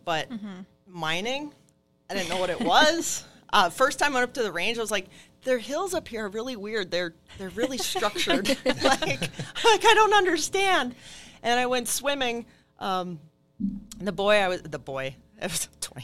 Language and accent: English; Barnum, Minnesota, United States; also born or lived in Duluth, Minnesota; I'm originally from Carlton County, not that far from here. So I started actually in Duluth. We moved when I was right before second grade. We moved down to Barnum